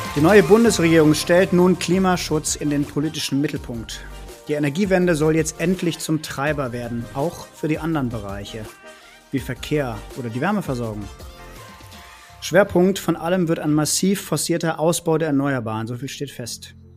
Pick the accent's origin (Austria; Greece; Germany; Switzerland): Germany; Bergisch Gladbach, North Rhine-Westphalia; also born or lived in Cologne; Ich bin ja selber in Bergisch Gladbach groß geworden und habe dann in Köln studiert